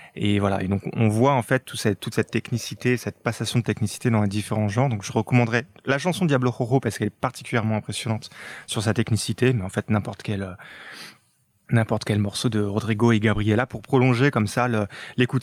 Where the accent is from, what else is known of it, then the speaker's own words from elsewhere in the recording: France; chez nous en France